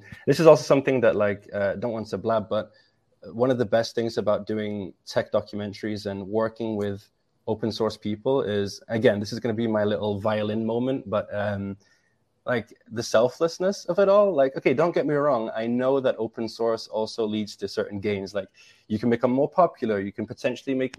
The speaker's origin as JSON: {"language": "English", "region": "England", "country": "United Kingdom", "said": "I'm English"}